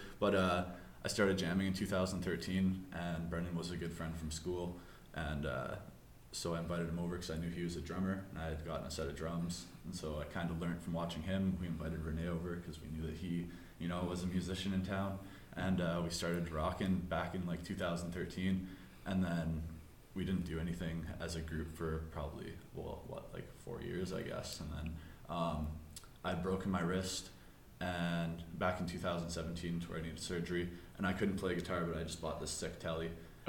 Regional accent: Portage la Prairie, Manitoba, Canada; We all kind of grew up in Portage Prairie.

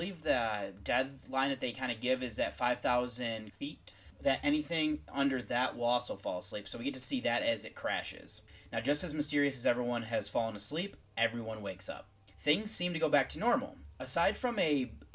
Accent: United States; I'm from the United States

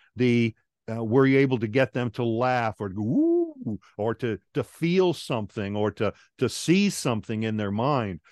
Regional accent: Long Island, New York, United States; moved away as an adult; also born or lived in Guam; now in Atlanta, United States; I'm originally from Long Island, New York. After high school, I joined the Air Force

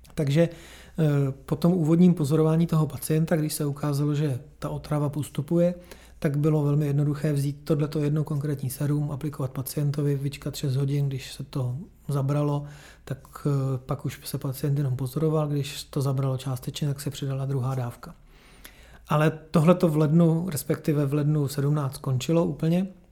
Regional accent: Czechia; u nás v Čechách

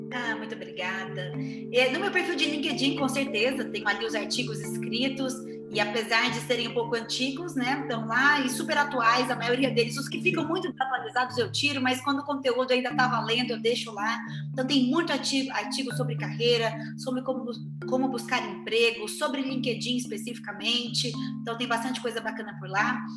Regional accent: Brazil; accent: Brazilian Portuguese; o meu português do Brasil.

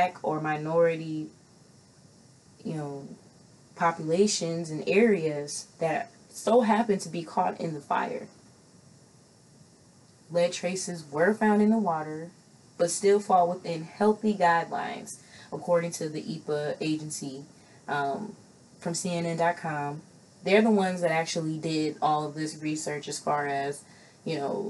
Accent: Midwest, United States; I'm from the Midwest

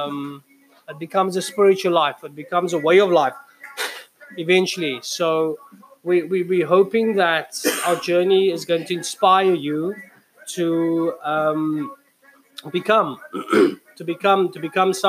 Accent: Cape Town, Western Cape, South Africa; Hanover Park. Hanover Park, that's my hometown

